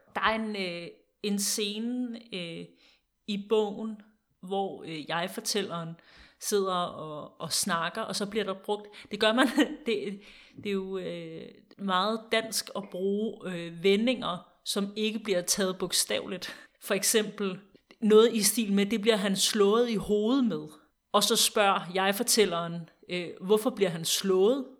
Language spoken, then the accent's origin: Danish; Denmark; os som danskere